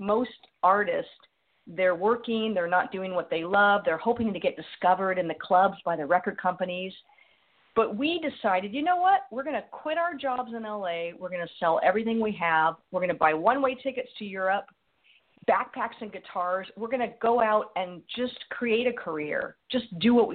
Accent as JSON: {"language": "English", "town": "Los Angeles", "region": "California", "country": "United States", "tie": "born or raised there", "said": "I grew up in Los Angeles"}